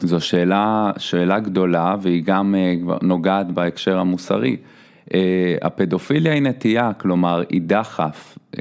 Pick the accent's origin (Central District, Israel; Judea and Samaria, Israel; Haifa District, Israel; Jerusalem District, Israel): Central District, Israel; Petah Tikva; אני מגיע מפתח תקווה